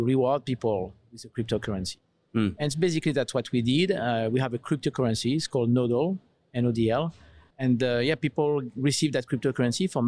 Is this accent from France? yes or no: yes; south of France, France; moved away as an adult; now in United States; my accent. You probably recognize that I come from Europe. I'm French originally, south of France. Moved to the US 11 years ago.